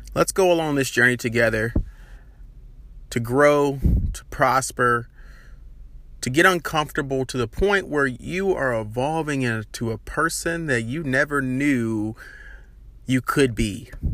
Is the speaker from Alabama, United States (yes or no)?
yes; Birmingham, Alabama, United States; Born and raised in Birmingham, Alabama